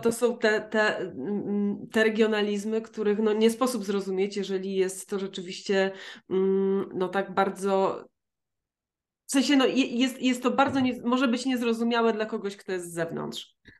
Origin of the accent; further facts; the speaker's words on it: near Rzeszów, Subcarpathian Voivodeship, Poland; ja pochodzę z Podrzeszowa